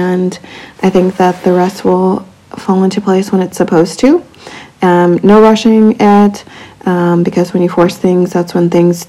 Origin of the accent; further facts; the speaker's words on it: Abilene, Texas, United States; I'm from West Texas too, but Abilene.